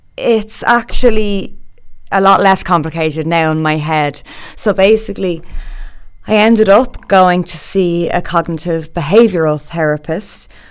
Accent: Dublin, Leinster, Ireland; I'm from Dublin. I grew up in a good few places around Dublin, actually.

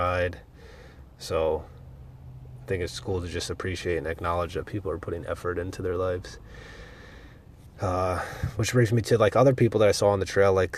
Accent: Pennsylvania, United States; I'm from Pennsylvania where there's all mountains

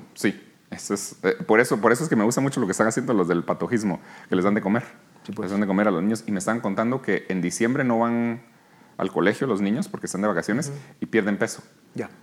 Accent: Guatemala; moved away; also born or lived in New York, United States; aquí nací, aquí crecí, en Guatemala

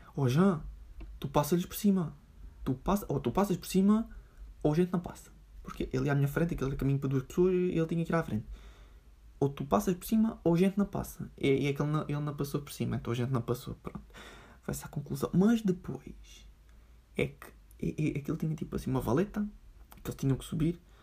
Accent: Portugal; da minha terrinha

